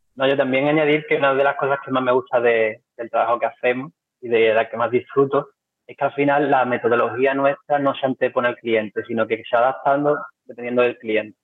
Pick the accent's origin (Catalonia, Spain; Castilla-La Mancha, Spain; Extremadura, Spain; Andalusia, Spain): Andalusia, Spain; Cádiz; somos gente de Cádiz